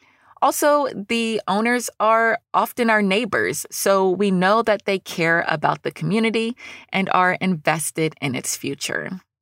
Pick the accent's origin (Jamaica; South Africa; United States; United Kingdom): United States; Newnan, Georgia; I'm having a conversation with the owner of a shop in my hometown of Noonan, Georgia.